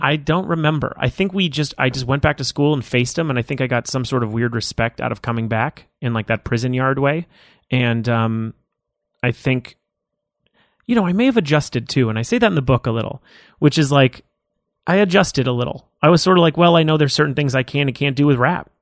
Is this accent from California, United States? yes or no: yes; Los Angeles, California, United States; I grew up in Woodland Hills